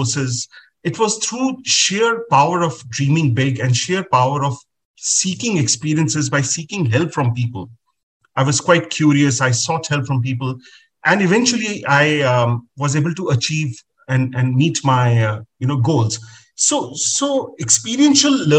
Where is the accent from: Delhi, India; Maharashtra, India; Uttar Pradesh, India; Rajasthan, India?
Uttar Pradesh, India; Agra; I was born and brought up in Agra, city of the Taj Mahal